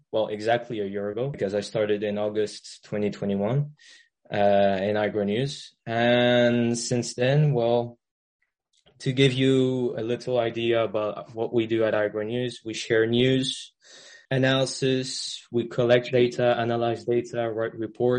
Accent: France; also born or lived in Middle East; Well, I'm French. Well, I'm French, but I haven't really lived in France. I lived most of my life in the Middle East. And then at uni, I was in the UK.

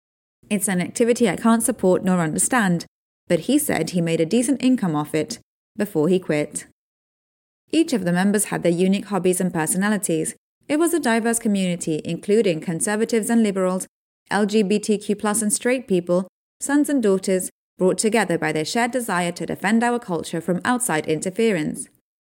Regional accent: Ukraine; part of an online army of people fighting disinformation and propaganda in my home country of Ukraine.

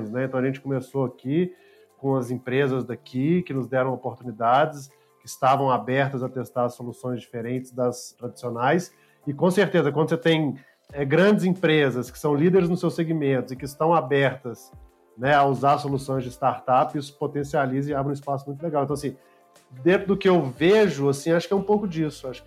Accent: Belo Horizonte, Minas Gerais, Brazil; Sou mineiro também, nascido e criado em Belo Horizonte

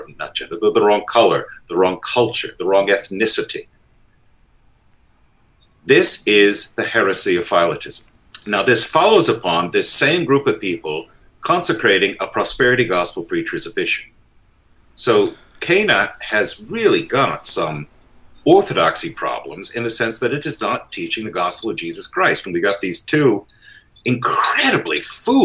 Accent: United States; moved away; also born or lived in England; I'm an Episcopalian, I'm an American

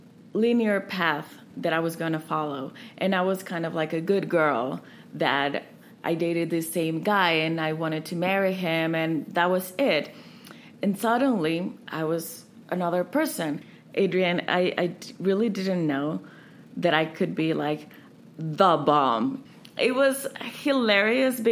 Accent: Dominican Republic; accent: Dominican; moved away as an adult; also born or lived in Barcelona; even though I've been out of the Dominican Republic for so many years, I still talk very Dominican

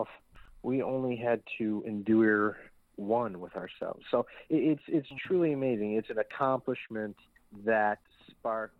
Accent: United States; as an American

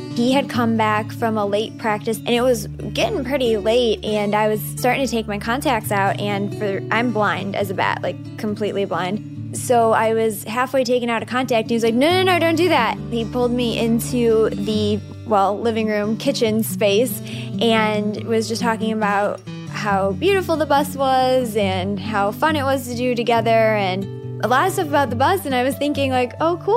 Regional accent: Northwest Indiana, United States; Growing up in Northwest Indiana

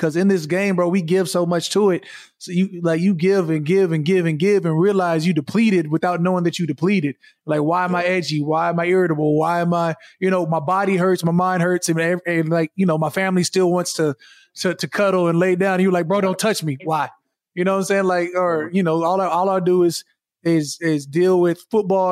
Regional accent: Arizona, United States; moved away as an adult; now in New Orleans, United States; I'm from Arizona

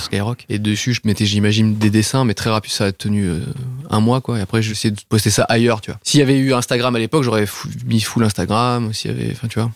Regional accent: south of France, France; je viens du sud de la France

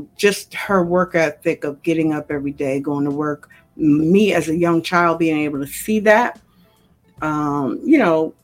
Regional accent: New York, United States; I'm a New Yorker

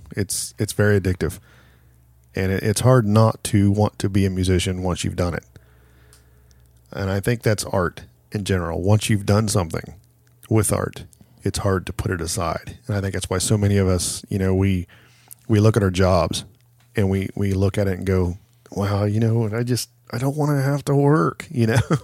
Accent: Chillicothe, Ohio, United States; I need to do a show in my hometown

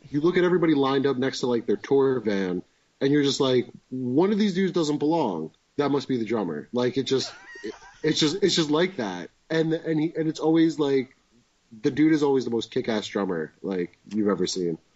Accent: Wayne, New Jersey, United States; born or raised there

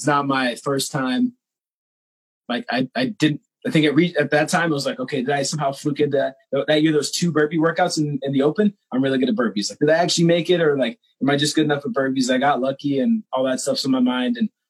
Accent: Kansas City, United States; I'm from Kansas City originally.

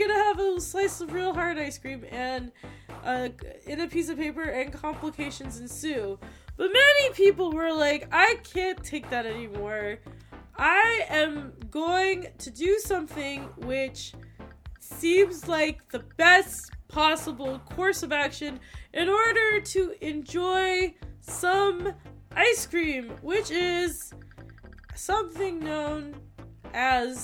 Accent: Fairfield, United States; I'm from Fairfield

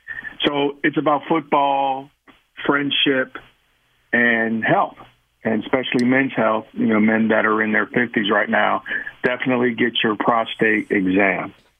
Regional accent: Cincinnati, Ohio, United States; I said, hey, I have to do a film about something from my hometown. And Moeller and Princeton was a story that I wanted to tell.

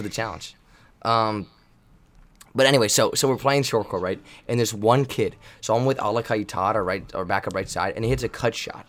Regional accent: England, United Kingdom; Just clarifying, you know, because I'm an English.

